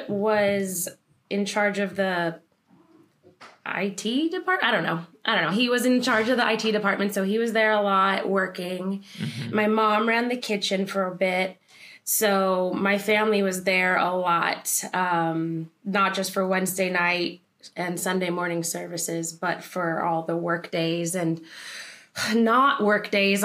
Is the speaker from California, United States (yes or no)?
yes; Los Angeles, California, United States; moved away as an adult; I grew up in the San Fernando Valley in California, Los Angeles, California